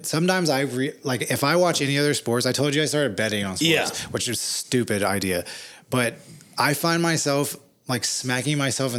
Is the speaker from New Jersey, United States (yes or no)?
no; Hollywood, California, United States; I didn't know growing up in Hollywood with him that he was like